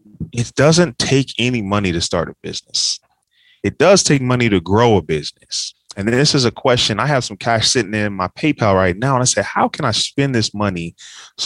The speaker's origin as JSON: {"language": "English", "town": "Dayton", "region": "Ohio", "country": "United States", "tie": "born or raised there", "also_born_or_lived": "Cincinnati, Ohio / Kentucky / Nashville, Tennessee / Atlanta, Georgia", "moved": "as an adult", "said": "So I grew up in Dayton, Ohio"}